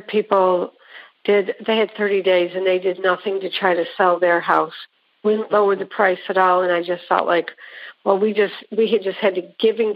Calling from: Lexington, South Carolina, United States; I am calling in from Lexington, South Carolina

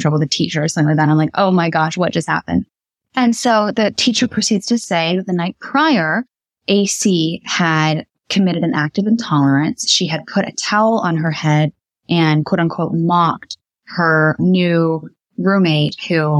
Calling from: Indianapolis, Indiana, United States; I'm calling in from Indianapolis, Indiana right now, and they live very close to where I live.

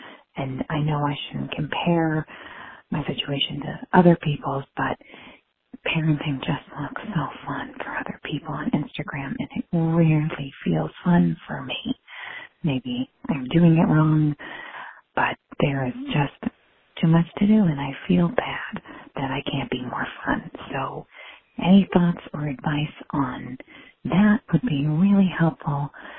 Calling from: Santa Fe, New Mexico, United States; from Santa Fe, and I have a 4-year-old and a 2-year-old. I'm actually calling you from inside my bathroom so my kids don't hear me.

